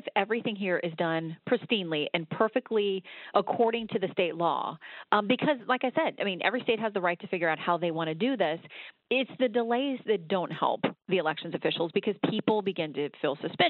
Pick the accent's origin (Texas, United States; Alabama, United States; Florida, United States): Florida, United States; in Florida to get something fixed after 2000, which is a national embarrassment for my home state.